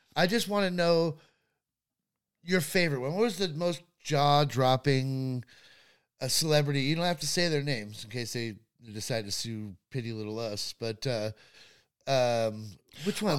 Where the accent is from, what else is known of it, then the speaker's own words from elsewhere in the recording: Los Angeles, California, United States; growing up in Hollywood